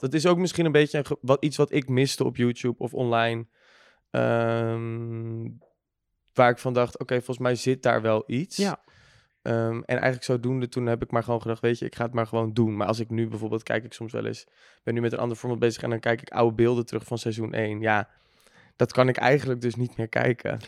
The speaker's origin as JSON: {"language": "Dutch", "town": "Bergambacht", "region": "South Holland", "country": "Netherlands", "moved": "yes", "lives_now": "Amsterdam, Netherlands", "said": "woon nu in Amsterdam, maar ik kom uit Bergambacht"}